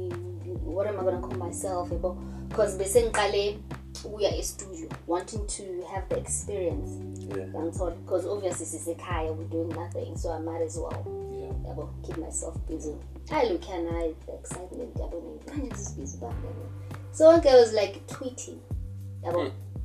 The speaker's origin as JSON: {"language": "English", "town": "Soweto", "region": "Gauteng", "country": "South Africa", "said": "I'm from Mufulo Central"}